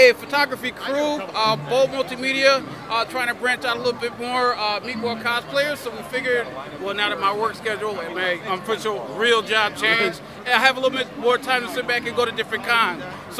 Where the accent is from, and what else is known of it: Phoenix, Arizona, United States